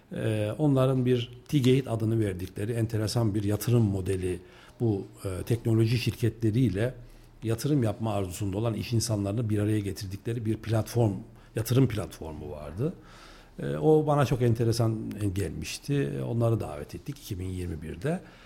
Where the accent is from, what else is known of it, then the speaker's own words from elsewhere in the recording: Kayseri Province, Turkey; also born or lived in Bursa; öncesindeki yaşamım, e, eğitim yaşamım Kayseri'de geçti. E, Kayseriliyim.